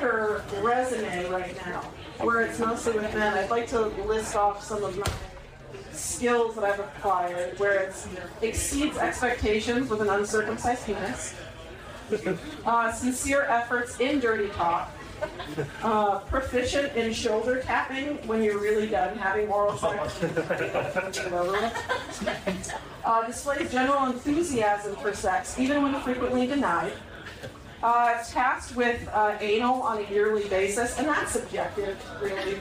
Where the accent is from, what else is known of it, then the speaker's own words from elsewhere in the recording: Indiana, United States; moved away; also born or lived in Minnesota; I was born in Minnesota, and then I grew up in Indiana